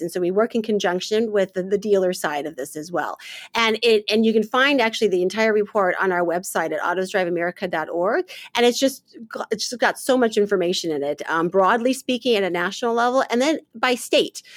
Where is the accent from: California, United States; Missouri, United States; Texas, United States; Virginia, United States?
Missouri, United States; St. Louis; moved away as an adult; also born or lived in Michigan; now in Washington, D.C., United States; born and raised in St. Louis, Missouri.